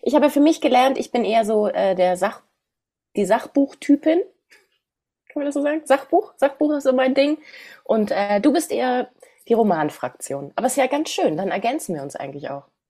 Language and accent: German; Berlin, Germany; Ich komme aus Berlin. Also okay, auch West-Berlin ist total anders